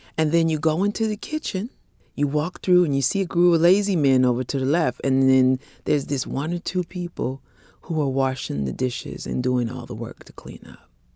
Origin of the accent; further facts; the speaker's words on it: Bay Area, California, United States; a small publishing company in the Bay Area where I grew up in California